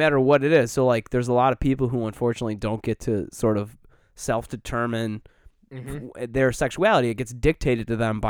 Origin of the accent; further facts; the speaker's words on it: Scotland, United Kingdom; I'm Scottish.